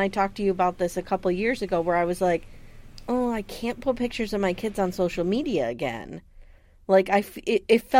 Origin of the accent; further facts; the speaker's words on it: Pennsylvania, United States; we're from Pennsylvania. We've grown up with this groundhog nonsense